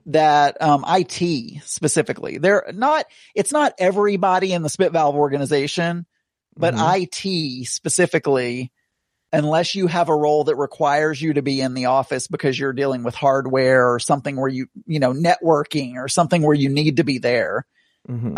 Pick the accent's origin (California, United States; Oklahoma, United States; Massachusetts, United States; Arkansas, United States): Arkansas, United States; Tontitown; also born or lived in Rogers, Arkansas; I'm technically from Tawny Town, Tawny Town